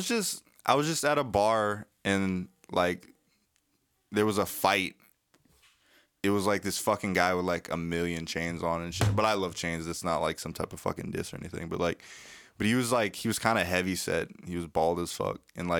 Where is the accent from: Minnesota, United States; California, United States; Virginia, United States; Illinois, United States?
Virginia, United States; Virginia, VA, two VA. Up, two down.